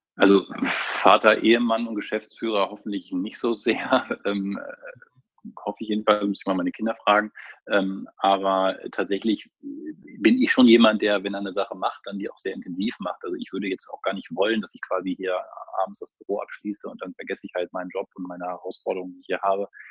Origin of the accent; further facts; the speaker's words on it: Lower Saxony, Germany; moved away as an adult; also born or lived in Lübeck / Hamburg; now in Hanover, Germany; ich komme tatsächlich aus der Region zumindest, also ich bin Niedersachse